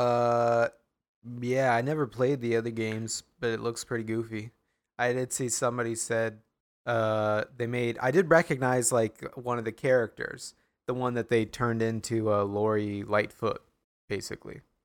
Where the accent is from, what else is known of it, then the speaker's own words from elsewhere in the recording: Grinnell, Iowa, United States; my hometown is very boring